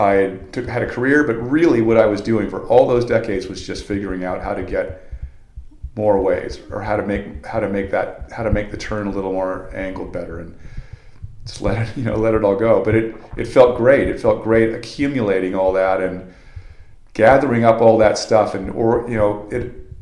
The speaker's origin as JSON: {"language": "English", "town": "Venice", "region": "California", "country": "United States", "tie": "born or raised there", "also_born_or_lived": "Manhattan Beach / San Clemente", "said": "I've been surfing for 40 years, and I grew up in Venice. I moved to Manhattan Beach. I lived in San Clemente. I never didn't live on the beach"}